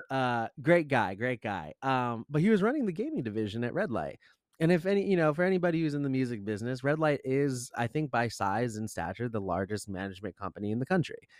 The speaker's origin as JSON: {"language": "English", "town": "Rumson", "region": "New Jersey", "country": "United States", "tie": "born or raised there", "said": "I'm actually from Rumson, New Jersey, not too far away"}